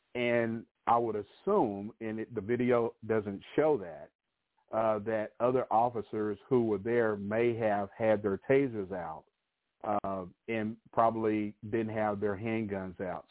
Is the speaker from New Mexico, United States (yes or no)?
yes; New Mexico, United States; my home state of New Mexico